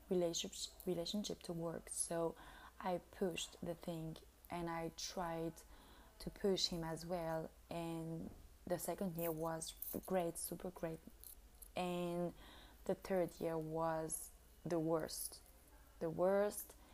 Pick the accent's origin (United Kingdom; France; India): France; now in Italy; We are, so I came from France and I'm living in Italy